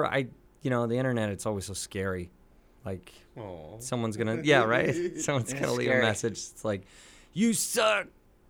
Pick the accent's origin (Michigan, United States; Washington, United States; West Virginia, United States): Washington, United States; Seattle; But growing up in Seattle.